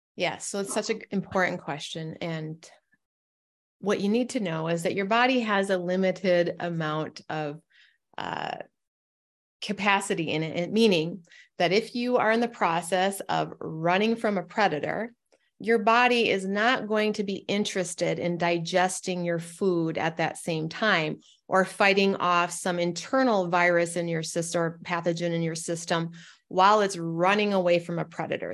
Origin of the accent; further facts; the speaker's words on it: Northern Michigan, United States; moved away as an adult; also born or lived in Portland, Oregon; I'm from Northern Michigan. I travel home